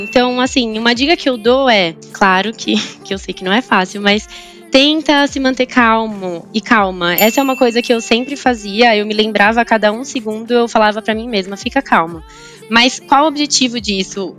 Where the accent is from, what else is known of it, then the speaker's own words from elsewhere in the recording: São Bernardo do Campo, São Paulo, Brazil; first language Portuguese; moved away as an adult; also born or lived in Japan; now in Sorocaba, Brazil; Eu nasci no Japão, mas eu sou brasileira. Em praticamente a minha vida inteira eu morei em São Paulo, mais especificamente em São Bernardo, que é a região do ABC paulista